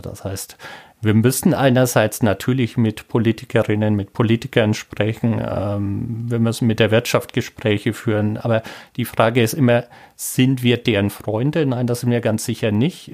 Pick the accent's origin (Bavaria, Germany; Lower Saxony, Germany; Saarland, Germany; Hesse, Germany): Bavaria, Germany; Franconia; moved away as an adult; also born or lived in Braunschweig; now in Trier, Germany; ich komme aus Franken.